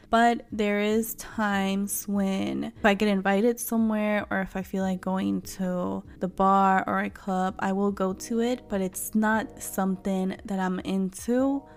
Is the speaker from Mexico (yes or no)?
yes; Mexico; first language Spanish; English is a second language; obviously I am Mexican and Spanish is my first language